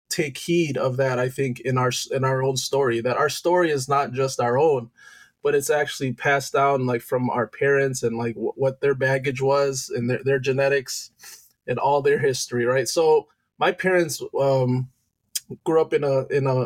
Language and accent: English; Loma Linda, California, United States; born there; Um, I was born in Loma Linda, California, um, to parents that are from Indonesia.